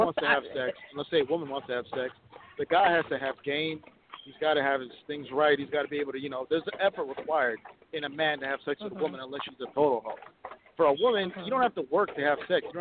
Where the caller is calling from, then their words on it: Minneapolis, Minnesota, United States; I'm calling from Minneapolis